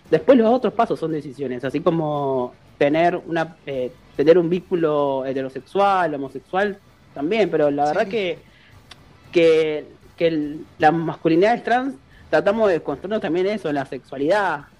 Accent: Córdoba, Argentina; yo soy de Córdoba

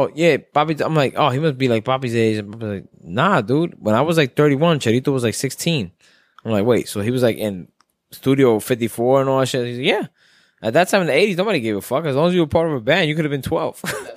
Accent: New York City, New York, United States; I'm from Brooklyn

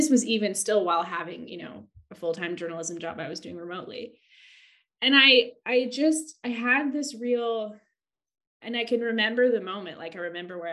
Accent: California, United States; moved away as an adult; also born or lived in Santa Cruz, California / London, England; now in Margate, United Kingdom; I grew up in California by the ocean, and I went to university in Santa Cruz by the ocean

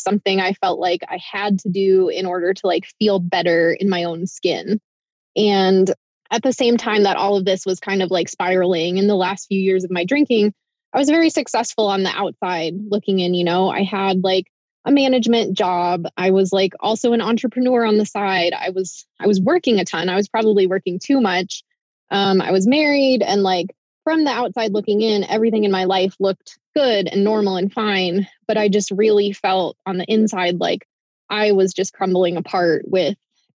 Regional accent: Midwest, United States; moved away; also born or lived in Iowa / Ohio; So I grew up in the Midwest, in Iowa and Ohio mostly

